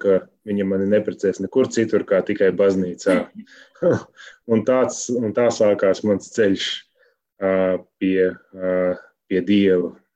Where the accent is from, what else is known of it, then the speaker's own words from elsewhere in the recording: Ikšķile, Ogre Municipality, Latvia; Mēs esam no Ikšķules